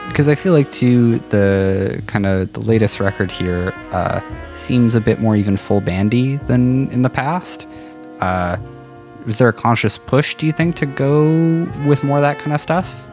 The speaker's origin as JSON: {"language": "English", "town": "North Battleford", "region": "Saskatchewan", "country": "Canada", "tie": "born or raised there", "said": "I grew up in North Battleford"}